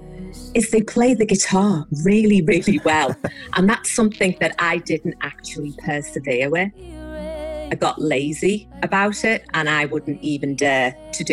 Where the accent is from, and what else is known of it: Liverpool, North West England, United Kingdom; born or raised there